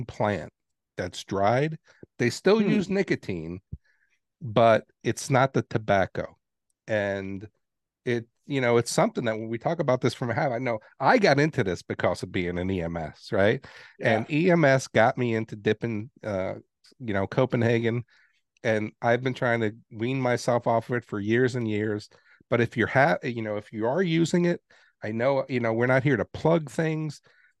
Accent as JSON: {"language": "English", "town": "New York City", "region": "New York", "country": "United States", "also_born_or_lived": "Texas", "moved": "yes", "said": "I'm from New York City"}